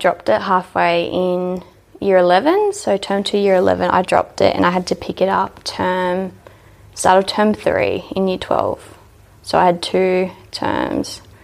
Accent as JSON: {"language": "English", "town": "Dubbo", "region": "New South Wales", "country": "Australia", "tie": "born or raised there", "also_born_or_lived": "Orange / Mendooran", "said": "I grew up in Dubbo most of my life"}